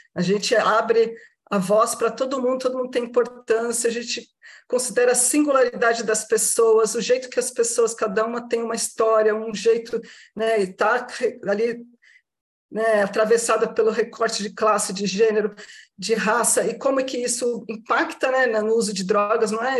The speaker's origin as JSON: {"language": "Portuguese", "area": "Baixada Santista", "region": "São Paulo", "country": "Brazil", "said": "Sou da região aqui da Baixada Santista"}